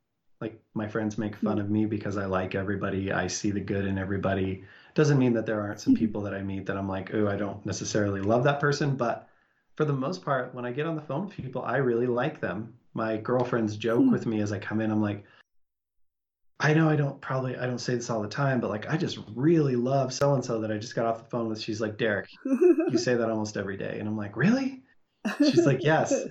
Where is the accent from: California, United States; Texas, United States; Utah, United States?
Utah, United States; Salt Lake City; born or raised there